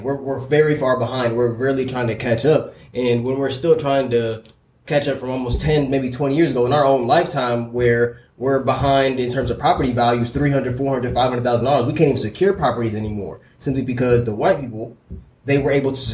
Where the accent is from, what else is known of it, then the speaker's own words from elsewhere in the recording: United States; I'm from Southside Clay County